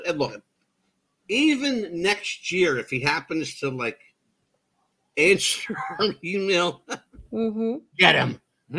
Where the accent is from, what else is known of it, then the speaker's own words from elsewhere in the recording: East Coast, United States; This is called being born and bred on the East Coast.